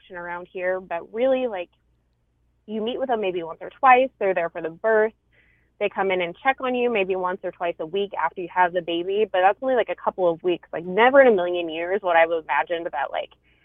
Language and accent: English; Idaho, United States; the town, like, I'm originally from that my family grew up in that I consider my hometown, like, in its heyday had maybe 800 people in it